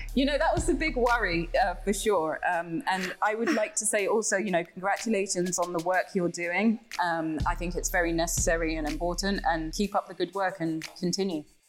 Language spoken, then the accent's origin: English; London, United Kingdom; moved away as an adult; now in Ghana; I'm a Londoner. I'm a Londoner through and through